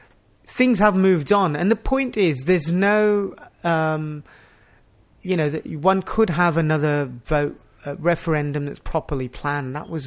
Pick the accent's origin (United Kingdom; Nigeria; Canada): United Kingdom; Yorkshire and the Humber; moved away as an adult; also born or lived in Pakistan / Yemen; one of the places I grew up in Yorkshire. So I knew that area, and it felt, even though it was that I'd lived there so long ago